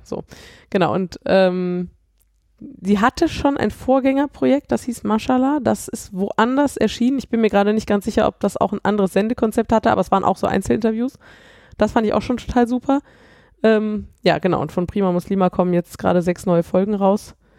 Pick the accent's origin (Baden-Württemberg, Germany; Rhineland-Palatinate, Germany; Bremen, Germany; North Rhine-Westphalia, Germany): North Rhine-Westphalia, Germany; Cologne; now in Düsseldorf, Germany; ich komme ja aus Köln